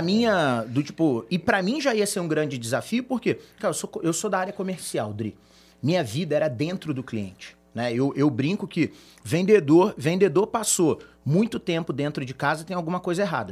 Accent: Brazil; A gente é brasileiro

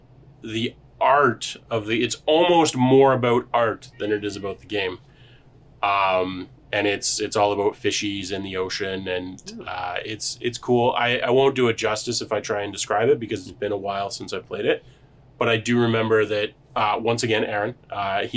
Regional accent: Canada; We are Canadian

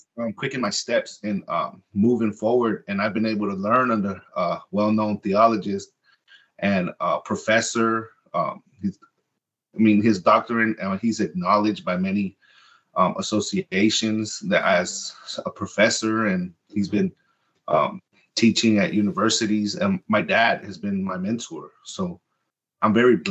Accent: Compton, California, United States; first language Spanish; English is a second language; also born or lived in Lynwood, California; now in Nashville, United States; I grew up in Compton. I was born and raised in Martin Luther King Hospital. My life has been between Compton and Linwood

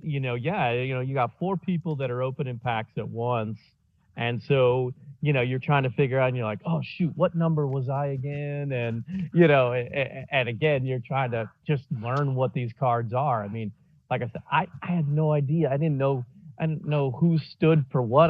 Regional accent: Indiana, United States; moved away; I grew up in Indiana mainly.

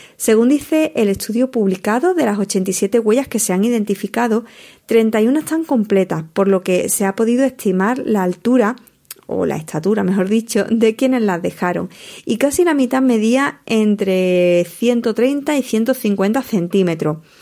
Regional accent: Almonte, Andalusia, Spain; en mi tierra, más concretamente en la playa de Matalascaña

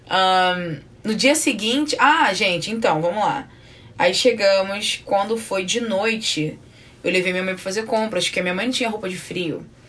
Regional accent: Belford Roxo, Rio de Janeiro, Brazil; now in United States; a gente é de Belfort, nós somos de Belfor Roxo

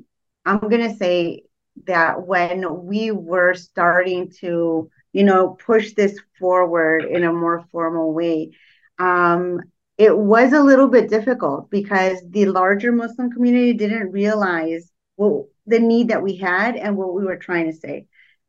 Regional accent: Mexico; now in Chicago, United States; Now, when I first came to Islam, I remember looking for a masjid in Mexico. I'm from Mexico.

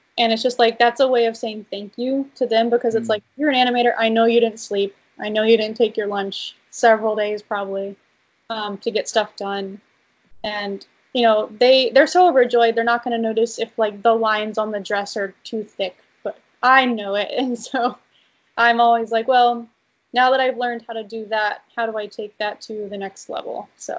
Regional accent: East Coast, United States; growing up on the East Coast, I'm like, I'll never see Lucasfilm.

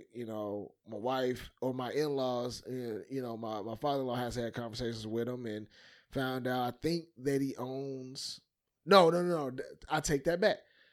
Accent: Chicago, Illinois, United States; I'm from Chicago

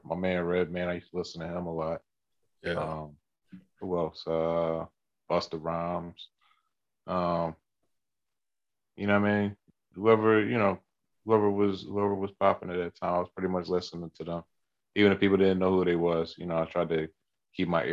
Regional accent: Philadelphia, Pennsylvania, United States; I'm from Philadelphia, Pennsylvania.

